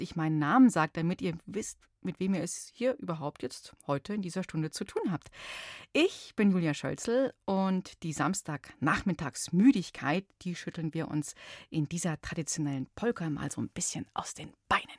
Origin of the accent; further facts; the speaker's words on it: Bavaria, Germany; bei uns in Bayern